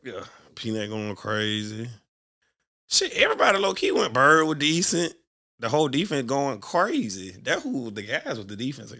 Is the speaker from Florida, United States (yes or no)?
no; Birmingham, Alabama, United States; I'm from Birmingham